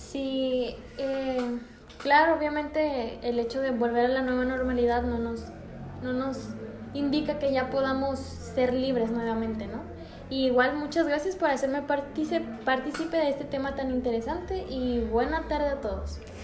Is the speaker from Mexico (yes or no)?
yes; Mexico; en nuestra cultura y lo que vienen siendo los mexicanos